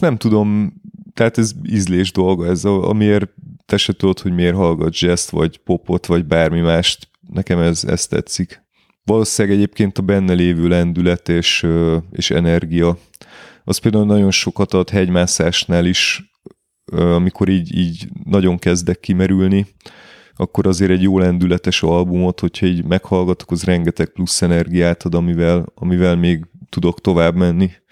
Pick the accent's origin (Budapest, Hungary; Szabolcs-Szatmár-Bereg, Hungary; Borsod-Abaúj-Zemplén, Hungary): Budapest, Hungary; én budapesti vagyok. Budapesten élek